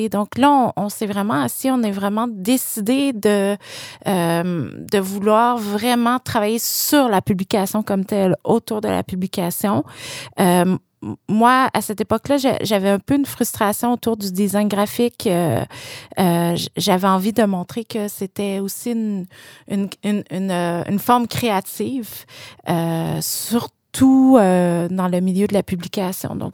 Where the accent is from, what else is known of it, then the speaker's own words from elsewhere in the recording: Quebec, Canada; Je, euh, bon, je viens d'une banlieue de Québec, puis je me rappelle que même adolescente, j'étais vraiment intéressée par euh, les belles publications